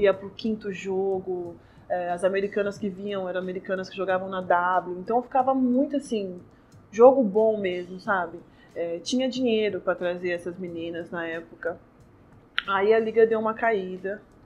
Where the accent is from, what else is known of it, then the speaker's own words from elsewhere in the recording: Ferraz de Vasconcelos, São Paulo, Brazil; eu sou da Zona Leste, de Ferraz